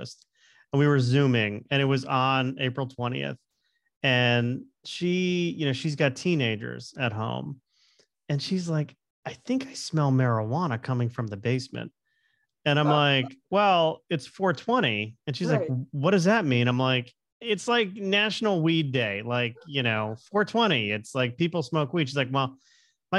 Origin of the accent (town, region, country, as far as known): Plantation, Florida, United States; moved away